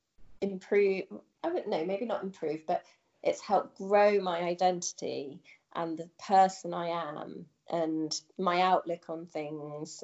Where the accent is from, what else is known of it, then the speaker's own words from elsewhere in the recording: United Kingdom; moved away as an adult; also born or lived in Singapore / China; when I come back to the UK